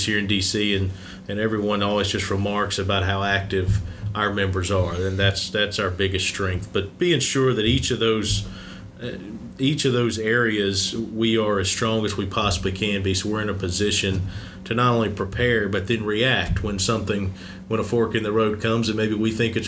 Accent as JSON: {"language": "English", "region": "Mississippi", "country": "United States", "said": "I'm from Mississippi"}